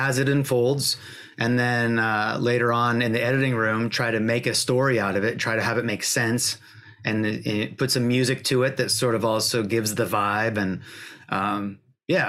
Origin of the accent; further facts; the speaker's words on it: Washington, United States; I grew up in Washington State.